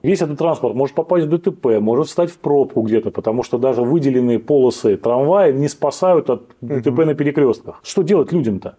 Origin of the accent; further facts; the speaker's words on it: Saint Petersburg, Russia; как коренной петербуржец